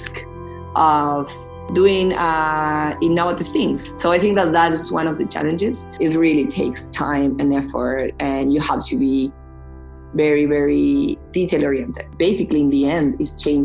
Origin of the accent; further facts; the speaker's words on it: Argentina; also born or lived in Boston; I'm coming from Argentina